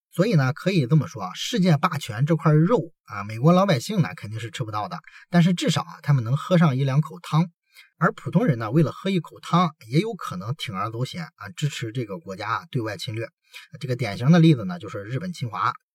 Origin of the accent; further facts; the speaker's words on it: China; 我们中国人